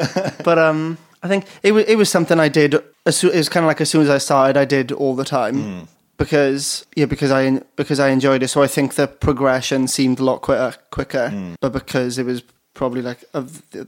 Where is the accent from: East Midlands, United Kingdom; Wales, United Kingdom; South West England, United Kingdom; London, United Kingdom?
Wales, United Kingdom; Pontypridd; In Pontypridd.